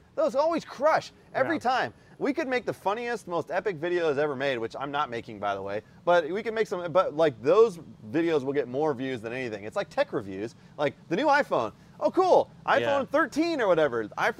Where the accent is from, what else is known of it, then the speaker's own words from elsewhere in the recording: United States; I'm going to say aluminum because we're American, all right?